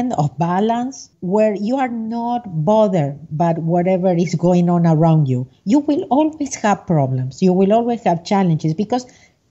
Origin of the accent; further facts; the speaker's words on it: Argentina; moved away as an adult; now in United States; I was born in Argentina, and I'm living in the U.S. I have been living in the U.S. for the last 37 years. I was an accountant, a CPA, and a licensed